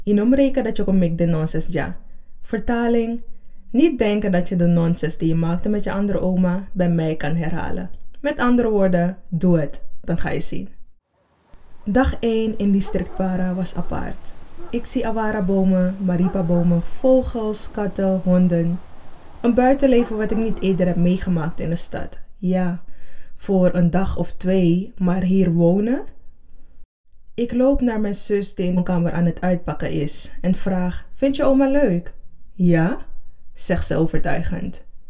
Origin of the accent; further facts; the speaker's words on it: Suriname; now in Netherlands; Op vierjarige leeftijd vertrok mijn moeder vanuit Suriname naar Nederland. Ik verbleef samen met mijn zus bij mijn grootouders.